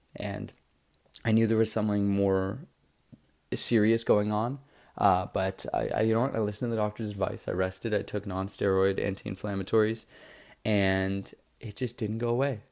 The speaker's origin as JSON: {"language": "English", "town": "Toronto", "region": "Ontario", "country": "Canada", "said": "I'm from Toronto, Ontario, Canada"}